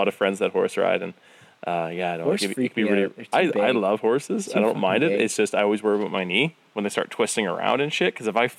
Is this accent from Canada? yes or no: yes; Northern Alberta, Canada; Because I grew up in Northern Alberta, we had a lot of rodeos.